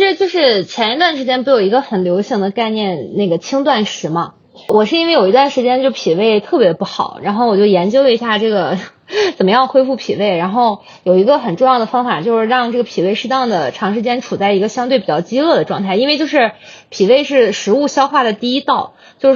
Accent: Hebei, China; 我是我是河北人。

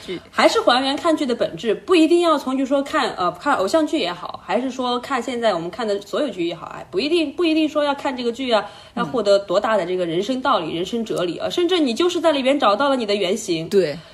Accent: Sichuan, China; accent: Sichuanese; 就是用我们四川话来说

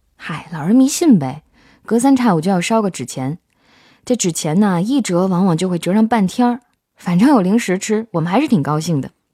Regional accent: Guangzhou, Guangdong, China; 也就是他们到广州的第三天，我就在一个小医院里出生了

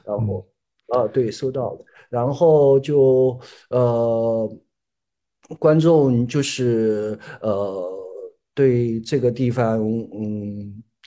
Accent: Hunan, China; moved away as an adult; now in Chongqing, China; 我是湖南的，然后我是，呃，一，呃，那个零七年去的重庆，去了重庆

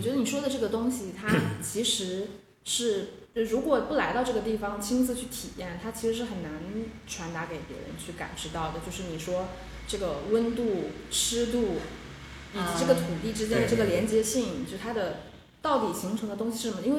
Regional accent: Guangdong, China; 就是因为在座的各位其实都是土生土长的广东人嘛

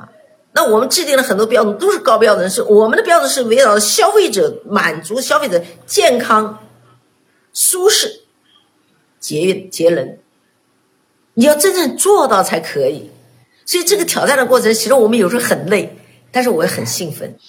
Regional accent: China; 当时我们中国人全部到日本买饭包，这是让我最气愤的。

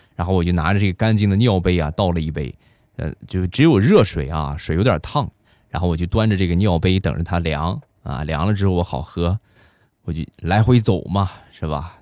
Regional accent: China; 我们中国人在激动的时候都会说的两个字儿

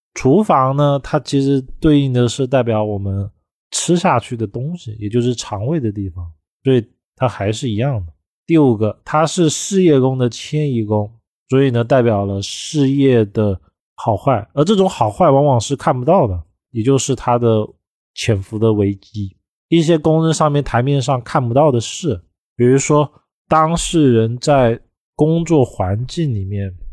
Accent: China; 我们中国人

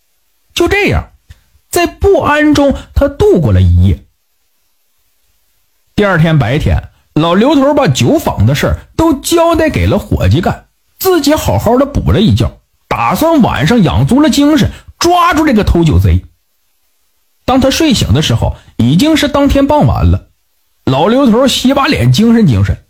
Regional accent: Northeast China, China; 在我的老家东北有一个地方叫小南门

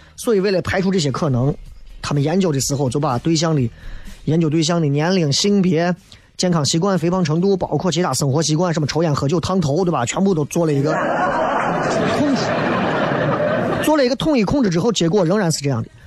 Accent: China; 作为一个中国人

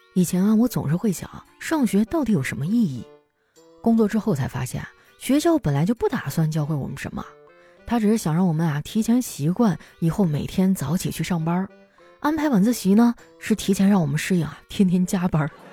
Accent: Northeast China, China; moved away; 作为一个东北人哈，我对自己的酒量还是挺自信的

